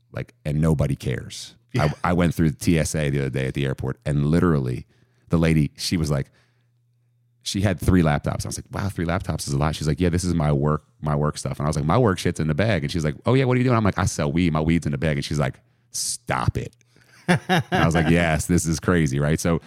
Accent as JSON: {"language": "English", "town": "Columbia", "region": "Maryland", "country": "United States", "tie": "born or raised there", "also_born_or_lived": "Delaware", "moved": "as an adult", "said": "I'm born and raised in Columbia"}